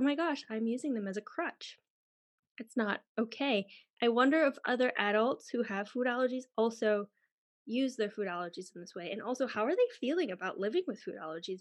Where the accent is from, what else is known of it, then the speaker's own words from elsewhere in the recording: Canada; moved away as an adult; also born or lived in United Kingdom; now in Germany; where I come from, Canada or the U S.